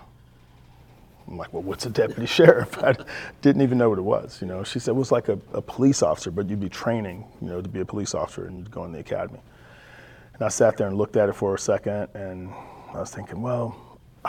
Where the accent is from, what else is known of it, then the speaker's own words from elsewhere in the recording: Texas, United States; now in California, United States; I grew up in Texas